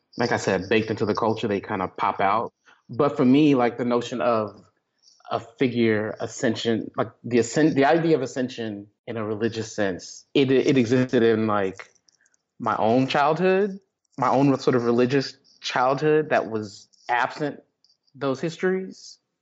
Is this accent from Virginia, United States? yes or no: no; Texas, United States; I grew up Baptist in Texas